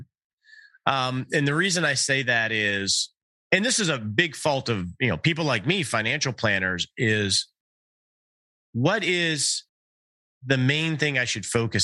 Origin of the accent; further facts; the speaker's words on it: Detroit, Michigan, United States; I grew up in the Detroit area